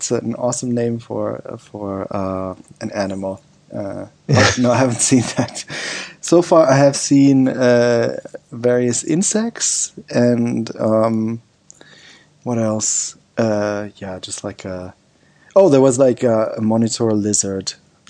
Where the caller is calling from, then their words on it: Thailand; Yeah, I'm calling in from Thailand.